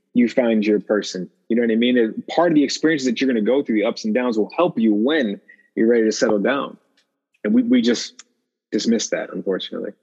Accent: Chicago, Illinois, United States; my midwest upbringing being from chicago

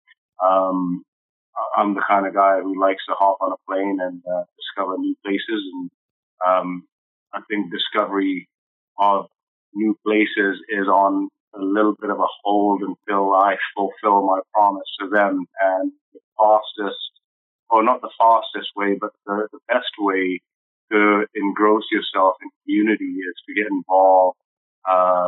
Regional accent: London, United Kingdom; moved away; also born or lived in Nairobi, Kenya / Aldergrove; Grew up in East London, went to high school there

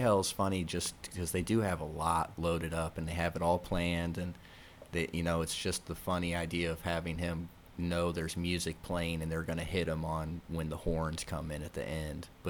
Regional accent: United States; as an American

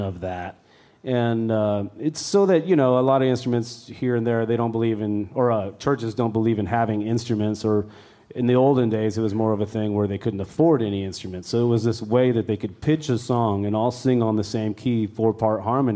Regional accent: near Weiser, Idaho, United States; I grew up near Weezer, which is 40 miles

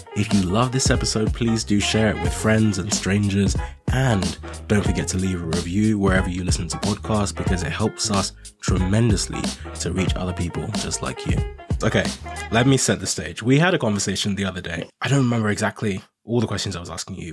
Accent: Nigeria; now in United Kingdom; I'm originally Nigerian, and I came to the U K from Nigeria

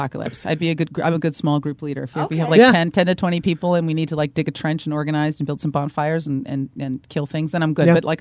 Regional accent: the Bay Area, California, United States; I'm from the Bay Area, so being raised in this kind of like ridiculous, like super progressive, dumb culture

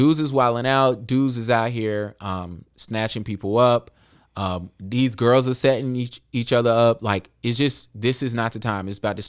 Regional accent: Charlotte, North Carolina, United States; for me, because I'm from Charlotte.

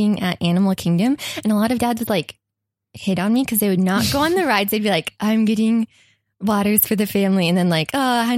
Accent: Kentucky, United States; moved away; also born or lived in Orlando, Florida; I'm from Kentucky

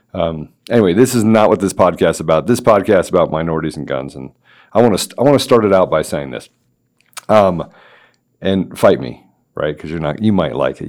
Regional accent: Washington, District of Columbia, United States; I grew up in the Washington, D C area.

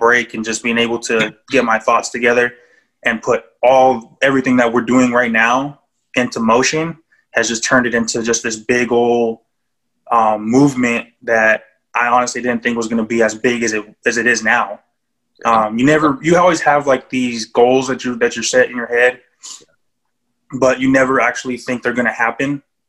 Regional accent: Japan; born there; And then Dynasty coming from the fact that I was born in Japan.

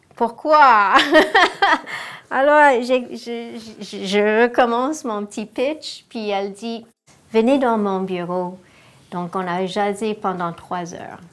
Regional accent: Ontario, Canada; je suis née en Ontario et j'ai une sœur

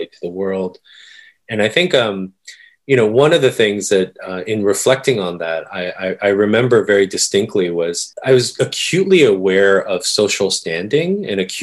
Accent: Oakland, California, United States; also born or lived in Korea; I'm from Northern California, the San Francisco Bay Area. So yeah, when we first immigrated, we moved into my uncle's house in Oakland and stayed in the Bay Area until I went to Williams.

